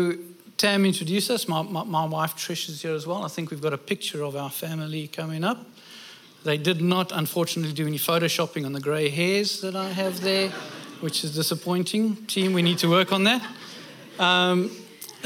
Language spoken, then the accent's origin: English; South Africa; moved away as an adult; also born or lived in United Kingdom; now in Australia; I'm South African. We moved over to the UK. I was 26 when I went over there